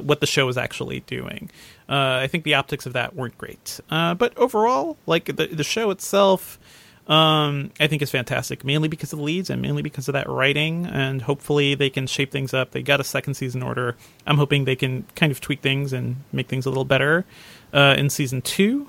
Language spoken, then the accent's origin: English; Connecticut, United States; I grew up in Connecticut